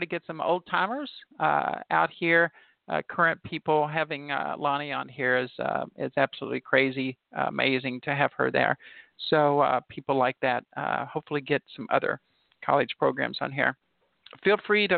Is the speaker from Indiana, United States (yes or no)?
yes; Indiana, United States; I'm not really a Louisville. I'm from Indiana